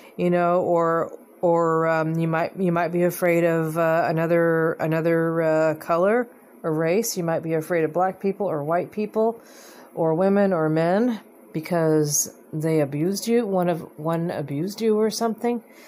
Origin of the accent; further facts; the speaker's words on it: United States; I'm an American